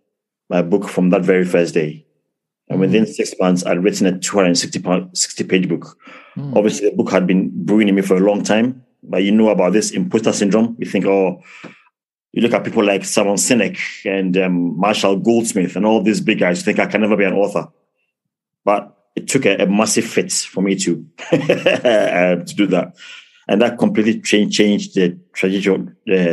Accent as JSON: {"language": "English", "region": "London", "country": "United Kingdom", "tie": "born or raised there", "also_born_or_lived": "Ghana", "moved": "yes", "lives_now": "Plymouth, United Kingdom", "said": "So I was born in London, but my mom and dad are from Ghana"}